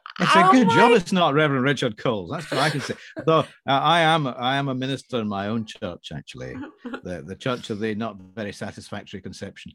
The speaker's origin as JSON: {"language": "English", "town": "Glasgow", "region": "Scotland", "country": "United Kingdom", "tie": "born or raised there", "moved": "as an adult", "lives_now": "England", "said": "born and brought up in Glasgow"}